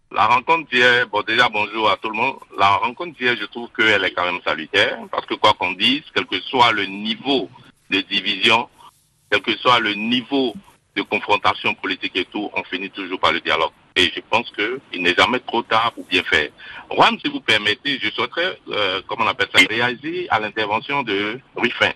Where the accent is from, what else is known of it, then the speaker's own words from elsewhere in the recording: Côte d’Ivoire; nous sommes des Ivoiriens